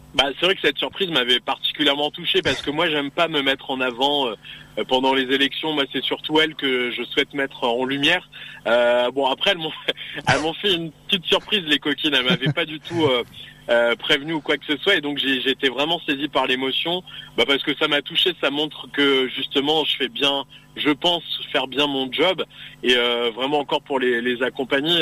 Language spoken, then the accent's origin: French; Picardy, Hauts-de-France, France; Je suis né en Picardie, j'ai grandi en Picardie et j'évolue en Picardie.